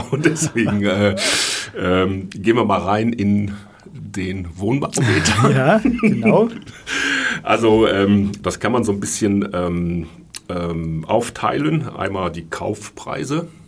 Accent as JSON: {"language": "German", "region": "Rhineland", "country": "Germany", "said": "ich komme ja aus dem Rheinland, wie sagt man da?"}